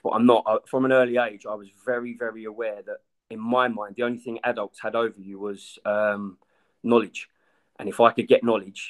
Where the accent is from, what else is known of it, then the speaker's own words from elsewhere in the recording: Brentwood, East of England, United Kingdom; I'm from Brentwood. I'm about 36.